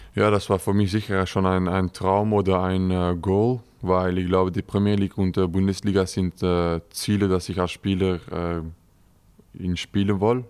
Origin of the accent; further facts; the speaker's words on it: Wemmel, Flanders, Belgium; German is a second language; moved away as an adult; also born or lived in Cologne, Germany; now in Germany; geboren in Wemmel, vier Jahre da gelebt äh, mit meinen beiden Eltern. Meine Großeltern sind auch von da, ähm, nicht weit entfernt, so ja, eigentlich äh, in die Nähe von Brüssel